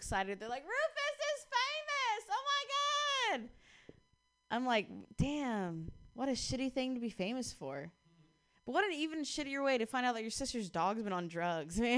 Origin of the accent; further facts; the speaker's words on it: Ohio, United States; now in Bay Area, United States; I'm actually from Ohio